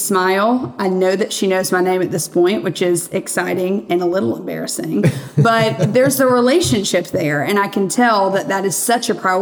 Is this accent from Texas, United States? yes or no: no; Birmingham, Alabama, United States; born and raised in Birmingham, Alabama.